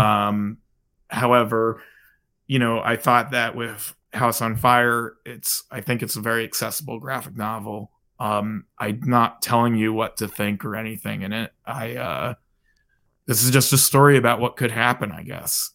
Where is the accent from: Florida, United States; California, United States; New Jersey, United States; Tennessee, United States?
New Jersey, United States; moved away; I'm originally from New Jersey